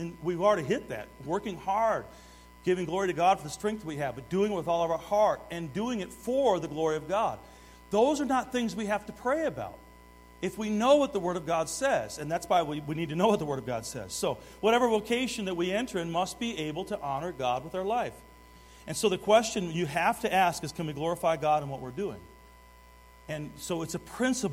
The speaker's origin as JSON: {"language": "English", "town": "Detroit", "region": "Michigan", "country": "United States", "tie": "born or raised there", "said": "I grew up in Detroit"}